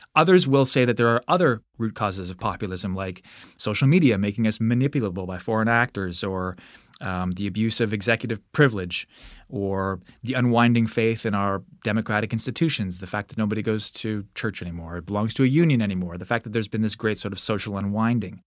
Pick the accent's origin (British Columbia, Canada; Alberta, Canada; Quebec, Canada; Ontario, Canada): Alberta, Canada; I grew up in Alberta